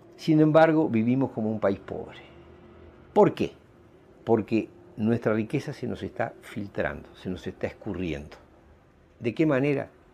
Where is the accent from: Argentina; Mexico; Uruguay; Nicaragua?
Uruguay; ciudadanos uruguayos